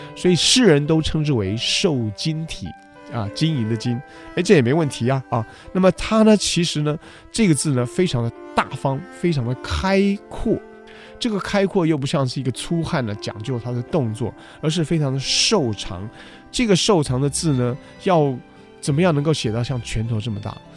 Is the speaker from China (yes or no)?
no; Taiwan; 我们台湾话说办事